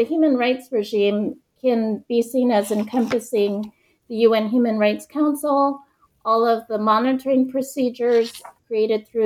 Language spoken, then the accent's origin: English; Hawaii, United States; moved away as an adult; I'm Chinese American, and I grew up in Hawaii